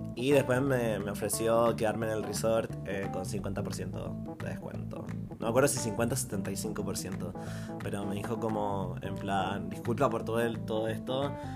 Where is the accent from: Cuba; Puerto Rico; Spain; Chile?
Chile; yo de Chile